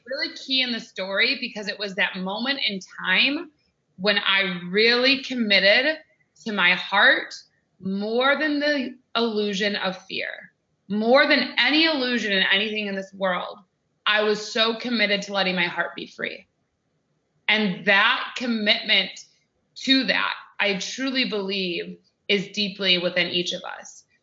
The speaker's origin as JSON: {"language": "English", "country": "United States", "said": "I'm American"}